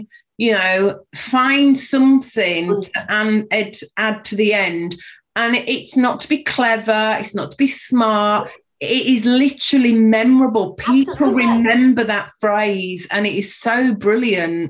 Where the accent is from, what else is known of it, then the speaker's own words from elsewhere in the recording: Yorkshire and the Humber, United Kingdom; moved away as an adult; also born or lived in London; I was born and brought up in Yorkshire, went down to London at the age of 19, came back at the age of 45.